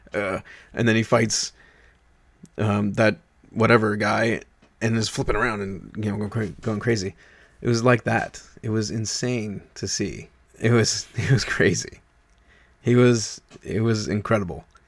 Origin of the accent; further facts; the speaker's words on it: New York, United States; moved away; I was from New York